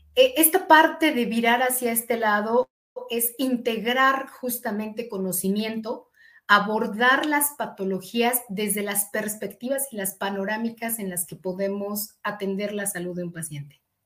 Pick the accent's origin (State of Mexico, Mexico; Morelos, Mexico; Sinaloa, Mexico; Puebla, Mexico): State of Mexico, Mexico; eastern; nací en el Distrito Federal, pero toda mi infancia eh, la, desarrollé en la zona oriente del estado